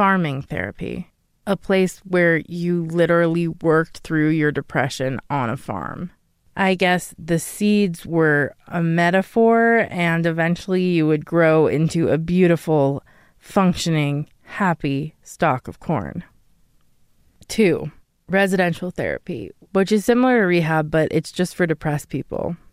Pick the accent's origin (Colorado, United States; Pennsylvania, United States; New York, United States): Colorado, United States; Denver; I grew up in Colorado